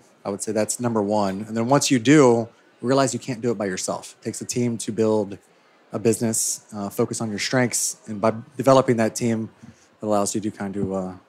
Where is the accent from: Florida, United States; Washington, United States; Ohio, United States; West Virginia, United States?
Ohio, United States